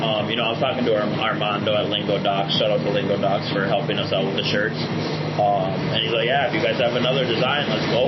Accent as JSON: {"language": "English", "town": "Minneapolis", "region": "Minnesota", "country": "United States", "moved": "yes", "said": "I'm from Minneapolis"}